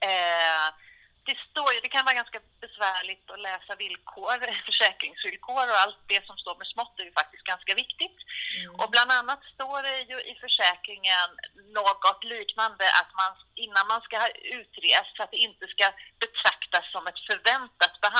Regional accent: Sweden; jag är svensk.

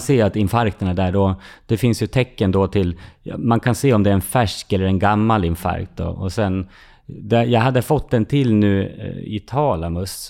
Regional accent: Fagersta, Västmanland, Sweden; I Fagersta, där jag växte upp

